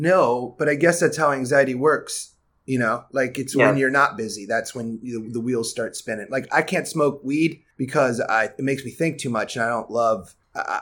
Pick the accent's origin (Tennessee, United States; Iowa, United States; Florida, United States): Iowa, United States; now in California, United States; I grew up in Iowa